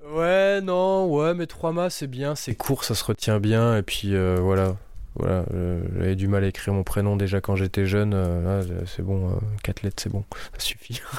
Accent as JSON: {"language": "French", "town": "Schiltigheim", "region": "Grand Est", "country": "France", "tie": "born or raised there", "also_born_or_lived": "Jura / Poligny", "said": "je suis né à Strasbourg, à Schiltigheim, donc le quartier des brasseurs"}